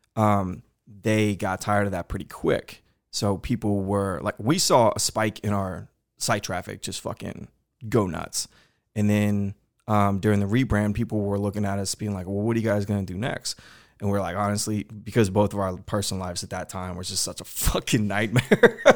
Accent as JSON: {"language": "English", "town": "Houston", "region": "Texas", "country": "United States", "tie": "born or raised there", "said": "growing up in Houston my whole life"}